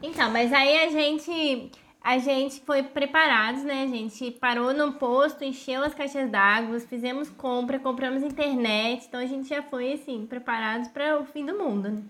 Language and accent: Portuguese; Brazil